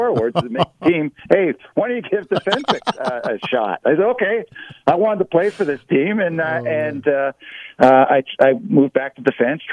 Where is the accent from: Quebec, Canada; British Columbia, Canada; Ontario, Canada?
Ontario, Canada; Toronto; as a little boy growing up in Toronto